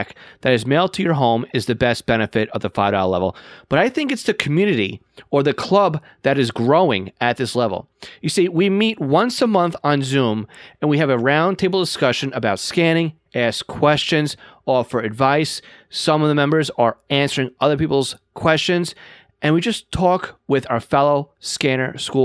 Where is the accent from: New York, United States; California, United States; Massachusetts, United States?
New York, United States; accent: New York; my New York accent